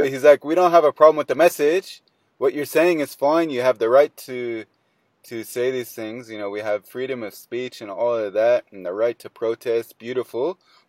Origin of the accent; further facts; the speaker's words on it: United States; now in Australia; Yeah, I'm from America. So I have no accent. Like my accent's unique to me only.